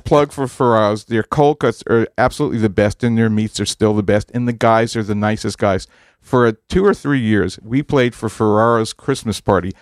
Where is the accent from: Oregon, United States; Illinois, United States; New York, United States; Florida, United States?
New York, United States; Massapequa; moved away; also born or lived in New Haven; I grew up in Massapequa, uh, in Long Island, Farmingdale High School